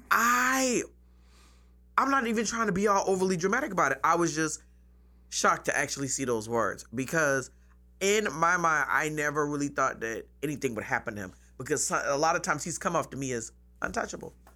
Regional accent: Charleston, South Carolina, United States; I'm from here, from Charleston. I grew up on James Island.

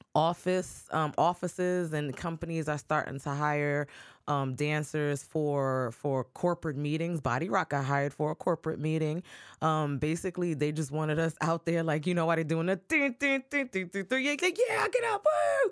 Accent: New York City, New York, United States; moved away as an adult; now in Charleston, United States; I'm from the Bronx

